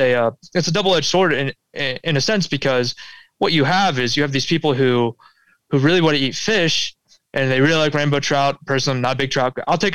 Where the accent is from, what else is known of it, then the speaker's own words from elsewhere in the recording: Pulaski, New York, United States; I see it the most on the East Coast, definitely kind of like where I grew up in Pulaski, New York